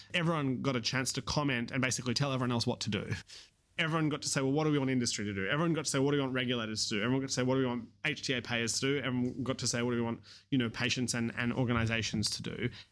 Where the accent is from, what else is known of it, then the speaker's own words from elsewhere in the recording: Australia; accent: Australian; you can hear my Australian accent